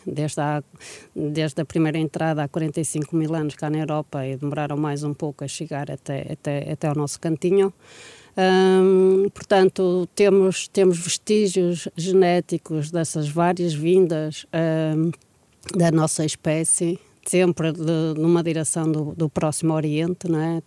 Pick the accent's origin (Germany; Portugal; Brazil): Portugal; nós, como portugueses